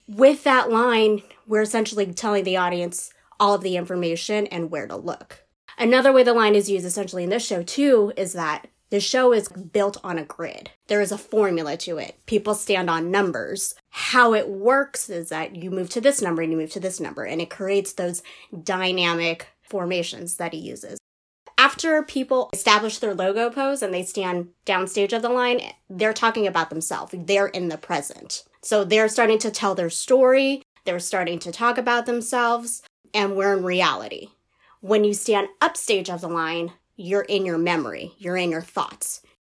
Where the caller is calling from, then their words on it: New York, United States; I am currently calling from San Diego, California, although I do reside in New York.